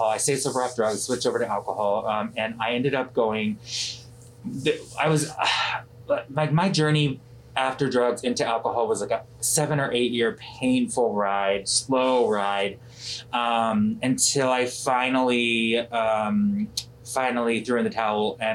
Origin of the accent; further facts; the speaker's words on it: Atlanta, Georgia, United States; also born or lived in California / Florida / North Carolina / South Carolina; let's see, I'm from Atlanta, Georgia. Um, I've lived all over the country. I've, I've, I've lived in California, Florida, North Carolina, South Carolina.